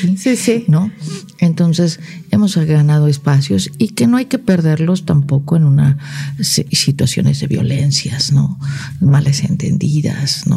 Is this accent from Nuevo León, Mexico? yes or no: no; Morelos, Mexico; also born or lived in Tijuana, Baja California / China